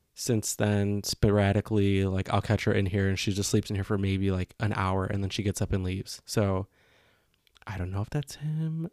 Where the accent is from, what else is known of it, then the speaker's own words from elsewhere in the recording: Chicago, Illinois, United States; growing up in Chicago, it's, like, one of the greatest food cities